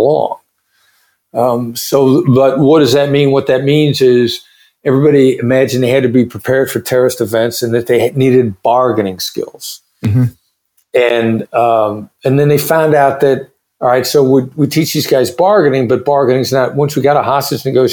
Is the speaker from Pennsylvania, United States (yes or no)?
no; Iowa, United States; moved away; also born or lived in Kansas City; I grew up there